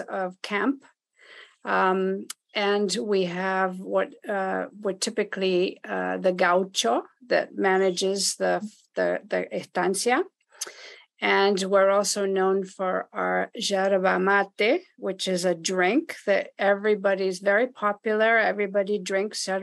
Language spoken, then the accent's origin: English; Montevideo, Uruguay; English is a second language; moved away as an adult; also born or lived in Ohio, United States / New York City, United States; now in Cleveland, United States; I am from Uruguay, Montevideo, Uruguay